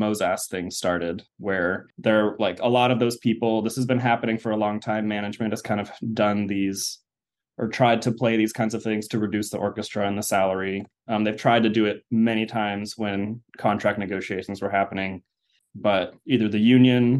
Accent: Austin, Texas, United States; moved away as an adult; also born or lived in Rochester, New York / Evanston, Illinois / Vancouver, Canada; So I grew up in Austin, Texas, which is actually where I currently live right now.

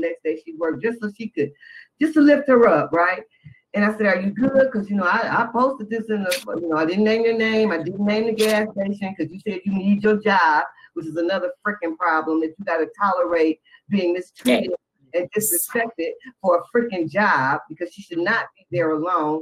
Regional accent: Detroit, Michigan, United States; I'm from Detroit

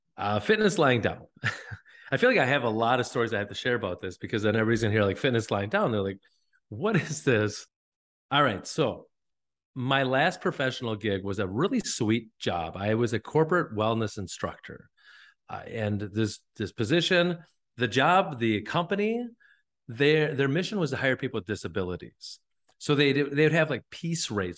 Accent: northern Wisconsin, United States; now in La Crosse, United States; I was just from northern Wisconsin

